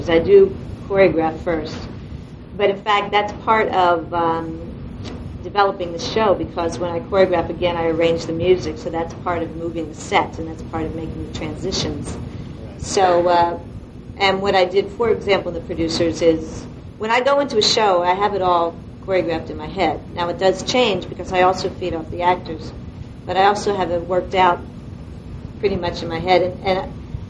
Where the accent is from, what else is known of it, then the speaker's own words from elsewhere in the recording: Delaware, United States; now in New York, United States; I'm from Delaware, and in Delaware I choreographed a lot of community theater and college theater